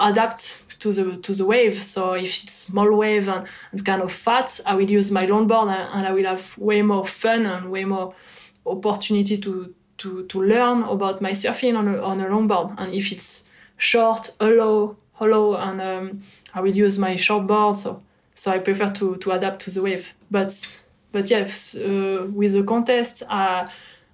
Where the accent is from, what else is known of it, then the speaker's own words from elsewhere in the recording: near Bordeaux, Nouvelle-Aquitaine, France; English is a second language; also born or lived in Lacanau; I was still close to Bordeaux, so I just could surf during weekends and holiday